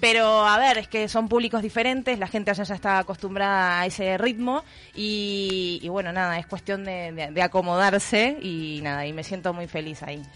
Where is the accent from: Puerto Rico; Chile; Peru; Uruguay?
Uruguay; now in Madrid, Spain